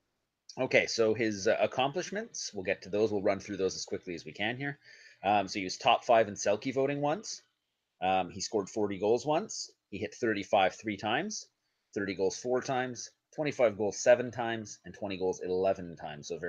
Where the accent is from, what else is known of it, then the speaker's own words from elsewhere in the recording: Montreal, Quebec, Canada; I grew up in Montreal